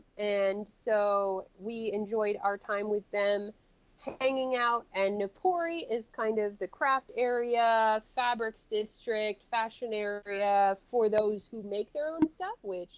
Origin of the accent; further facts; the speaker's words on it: United States; because, again, I am big American. I take up a lot of space.